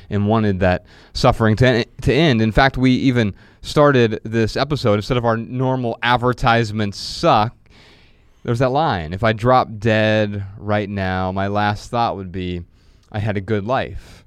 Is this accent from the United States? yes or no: yes; Midwest, United States; we grew up in the Midwest